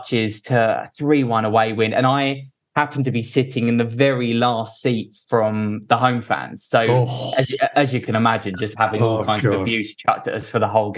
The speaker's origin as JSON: {"language": "English", "town": "Billericay", "region": "East of England", "country": "United Kingdom", "tie": "born or raised there", "accent": "Essex", "said": "I'm from Essex originally, been a Ricky boy."}